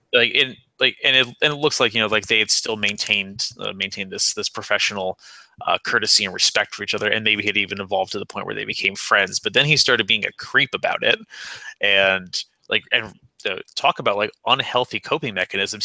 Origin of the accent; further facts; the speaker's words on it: Naugatuck, Connecticut, United States; i'm from naugatuck connecticut which is like 30 miles outside of new haven